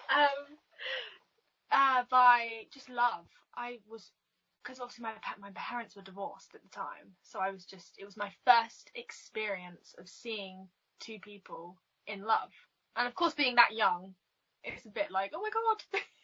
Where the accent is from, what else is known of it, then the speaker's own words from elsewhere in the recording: England, United Kingdom; I'm from England, um, sunny England